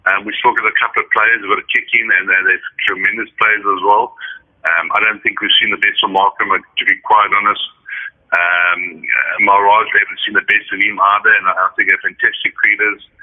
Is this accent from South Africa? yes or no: yes; South Africa; I'm so happy that I'm South African